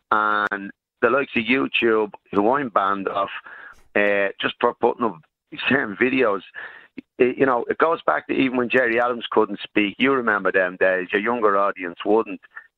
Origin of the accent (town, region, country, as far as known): Ireland